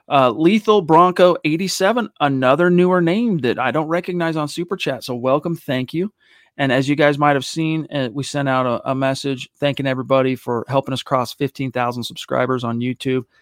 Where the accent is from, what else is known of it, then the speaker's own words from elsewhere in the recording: Canada; Oh, yeah, I am from Canada.